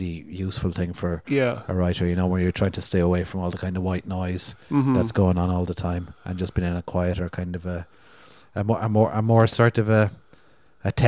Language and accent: English; Limerick and Cork, Munster, Ireland; I grew up in Limerick and in Cork and lived in cities